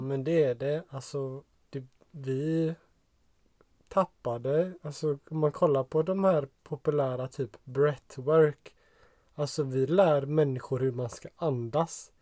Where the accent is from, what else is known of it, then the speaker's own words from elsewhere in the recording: Sweden; moved away as an adult; now in Portugal; speciellt i Sverige där vi kommer ifrån